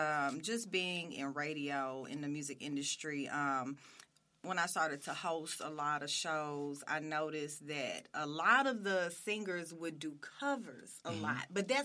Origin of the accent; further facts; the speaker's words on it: Beaumont, Texas, United States; I'm from Beaumont